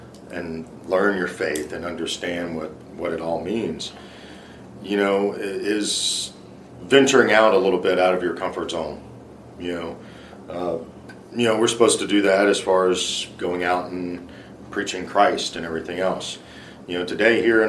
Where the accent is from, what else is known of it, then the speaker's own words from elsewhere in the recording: Louisiana, United States; I grew up in Soffer, Louisiana.